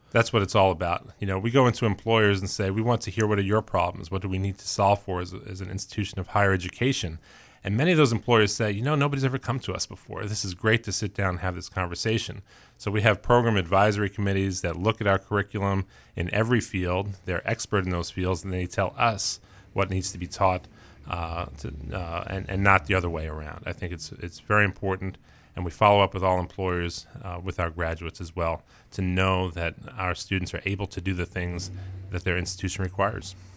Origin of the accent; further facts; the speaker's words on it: New York City, New York, United States; also born or lived in Colorado; now in Maine, United States; I grew up, uh, in Queens